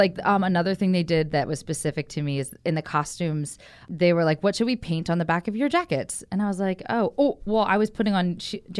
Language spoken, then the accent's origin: English; Philadelphia, Pennsylvania, United States; we're playing Philadelphia, which is my hometown